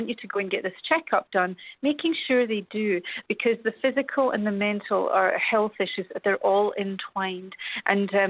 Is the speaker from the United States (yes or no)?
no; United Kingdom; accent: British; now in Canada; I'm very British, as you can tell from my accent